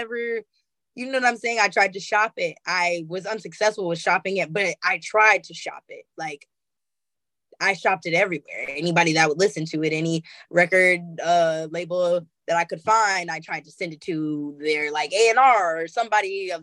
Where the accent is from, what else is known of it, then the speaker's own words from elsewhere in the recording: Oakland, California, United States; I'm from Oakland